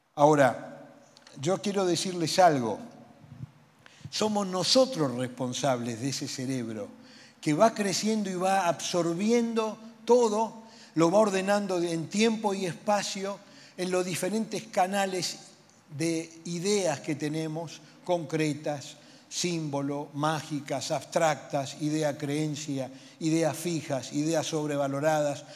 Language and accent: Spanish; Buenos Aires, Argentina; Y yo soy porteño